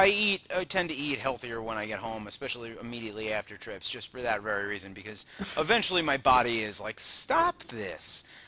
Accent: Long Island, New York, United States; But then I'm from Long Island, which is near the ocean

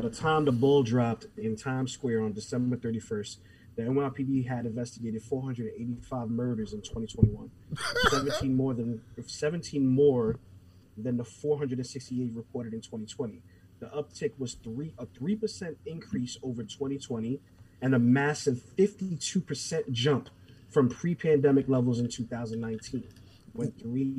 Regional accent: New York, United States; we all are from New York.

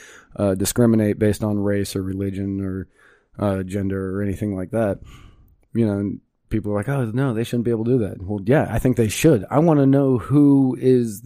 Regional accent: Manassas, Virginia, United States; moved away; I grew up in Manassas, Virginia

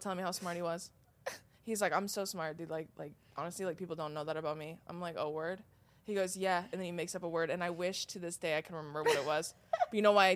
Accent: California, United States

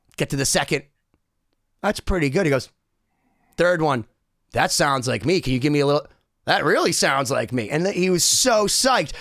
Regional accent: Boston, Massachusetts, United States; I'm from Boston

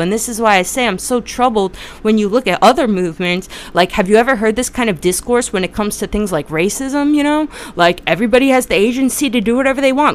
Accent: New Jersey, United States; I'm from Jersey

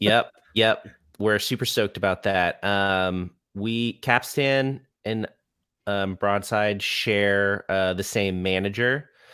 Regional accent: Orlando, Florida, United States; also born or lived in Rhode Island; I was born in Rhode Island, um, but I've lived in Orlando, uh, since I was, like, five. So, yes, I'm, I'm from Orlando

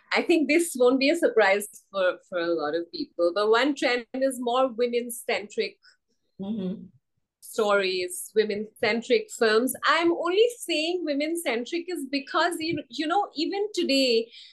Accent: Assam, India; moved away; I'm from Assam

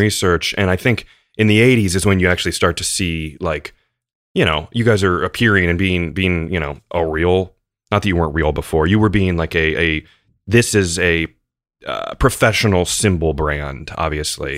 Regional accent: United States; for me as an American guy

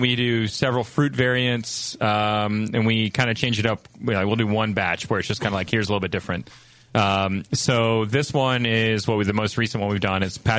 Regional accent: Atlanta, Georgia, United States; we're from Atlanta.

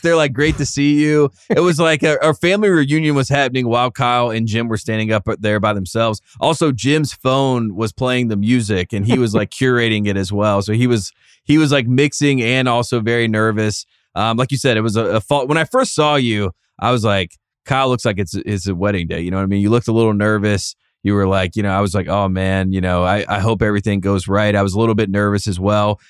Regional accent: the South, United States; I'm from the South

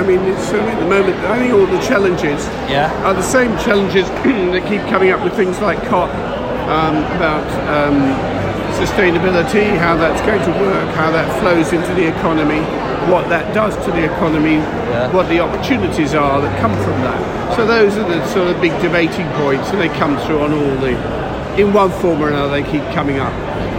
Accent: London, United Kingdom

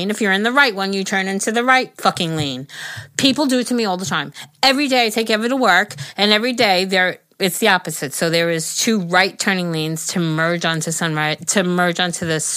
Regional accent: New York, United States; I'm a New Yorker. I know how to do that shit.

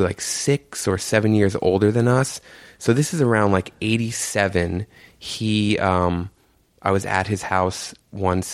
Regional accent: New York City, New York, United States; I grew up in Jamaica, Queens, right near like St. John's University with my mom and my aunt

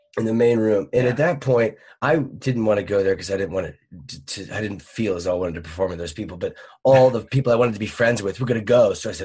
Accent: Richmond, Virginia, United States; moved away as an adult; also born or lived in Miami, Florida; now in Los Angeles, United States; I'm from Richmond, Virginia.

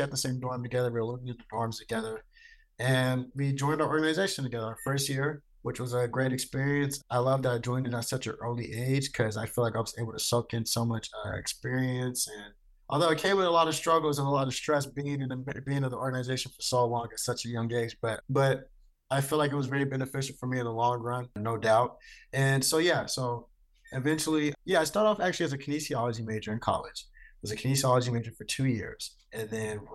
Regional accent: Stockton, California, United States; I was born in Stockton, California, which is where I also grew up at and graduated from.

